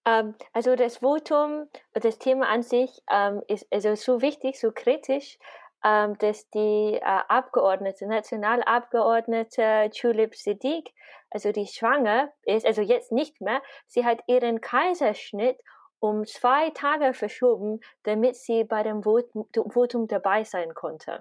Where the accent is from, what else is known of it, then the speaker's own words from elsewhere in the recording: United Kingdom; moved away as an adult; now in Vienna, Austria; Und ich bin gebürtige Britin. Ich wohne seit zehn Jahren, über zehn Jahren in Wien jetzt.